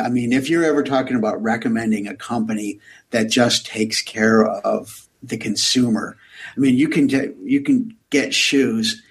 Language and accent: English; United States; as an American